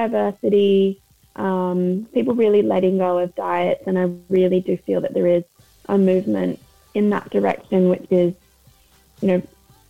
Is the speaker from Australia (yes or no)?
yes; Australia; now in London, United Kingdom; I'm a registered dietitian. I'm based in London, but I moved over from Australia about 4 years ago.